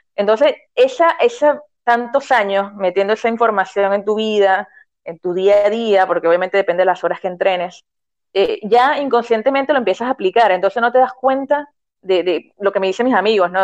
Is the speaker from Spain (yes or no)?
no; Venezuela; moved away as an adult; now in Argentina